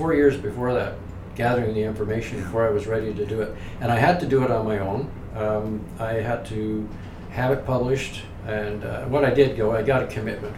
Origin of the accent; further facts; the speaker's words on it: Toronto, Ontario, Canada; moved away as an adult; I'm from the West End of Toronto